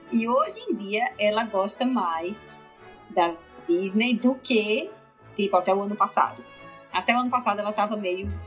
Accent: Natal, Rio Grande do Norte, Brazil; eu sou de Natal

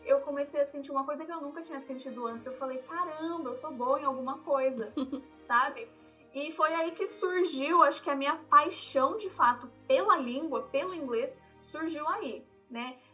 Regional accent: Brazil; moved away; also born or lived in Tennessee, United States; eu sou do Brasil, eu falo

